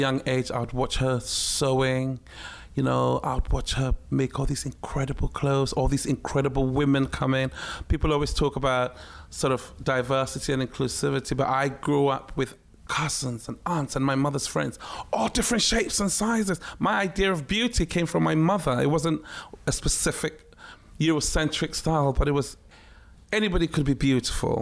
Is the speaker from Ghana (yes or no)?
yes; Ghana; also born or lived in Takoradi / Accra / Tema; It was a very surreal life growing up in Ghana, but on a military base